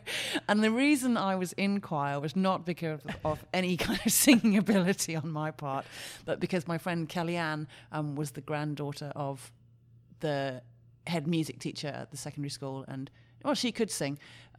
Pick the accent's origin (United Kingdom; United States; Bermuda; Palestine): United Kingdom; Wales; In the UK, in Mid Wales.